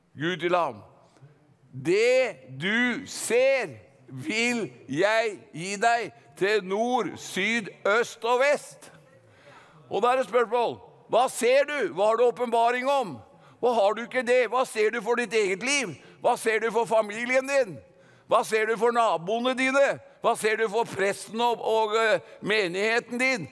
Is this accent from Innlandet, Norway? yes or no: yes; Gudbrandsdalen, Innlandet, Norway; Vi har en dal i Norge som heter Gudbrandsdalen, og jeg er gudbrandsdøl